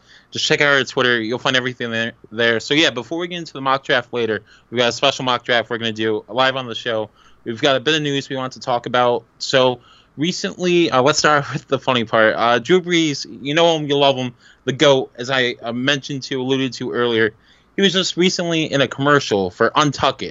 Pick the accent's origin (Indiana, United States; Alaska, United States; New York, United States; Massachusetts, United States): New York, United States; We're from New York